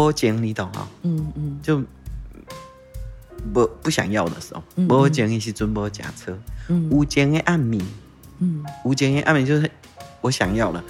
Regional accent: Tainan, Taiwan; first language Taiwanese Hokkien; Chinese is a second language; 对，我在台南生的。

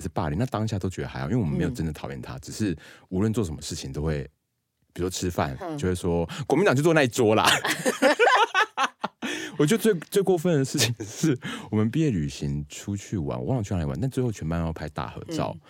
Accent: Tainan, Taiwan; 因为我台南人嘛

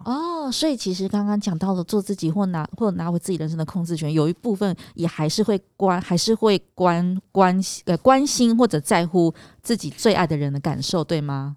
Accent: Taiwan; 我们台湾人

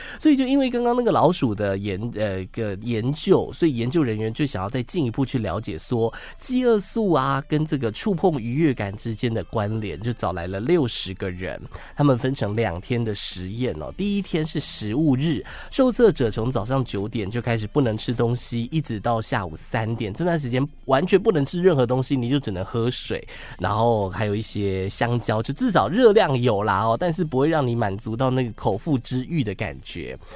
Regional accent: Taiwan; 你怎么会知道我是台湾人

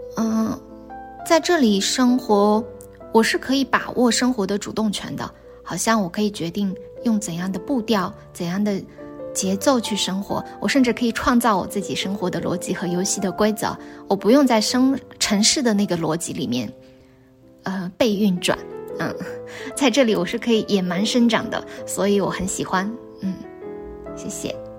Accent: Xinjiang, China; moved away as an adult; also born or lived in Beijing, China; now in Taiwan; 我刚从新疆去到北京的时候，会有，嗯，来自所谓边缘地区的一个身份上的自卑

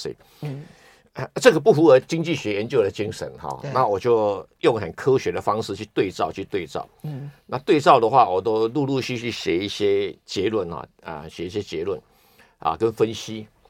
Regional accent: Taiwan; 我来自中国，来自台湾

